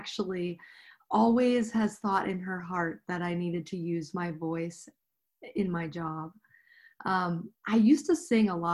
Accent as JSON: {"language": "English", "region": "Midwest", "country": "United States", "moved": "as an adult", "lives_now": "Denver, United States", "said": "I am originally from the Midwest, but I moved to Denver about 9 years ago."}